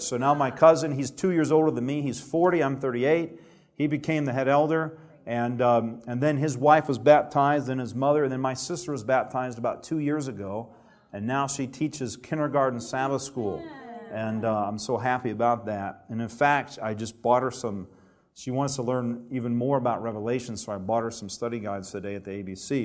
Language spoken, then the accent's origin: English; Alabama, United States; I grew up in Alabama where there's not a lot of Adventists